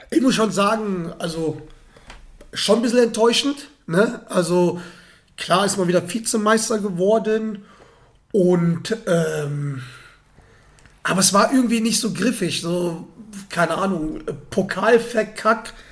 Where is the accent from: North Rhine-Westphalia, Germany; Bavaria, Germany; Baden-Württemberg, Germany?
North Rhine-Westphalia, Germany; Ich komme aus der Gegend, in der Nähe von Dortmund.